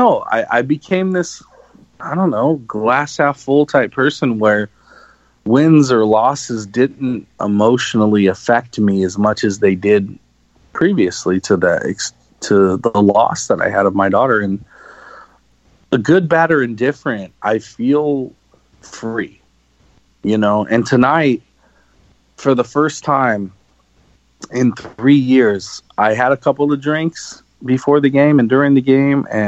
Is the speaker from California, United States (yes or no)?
yes; Los Angeles, California, United States; growing up in Los Angeles my whole life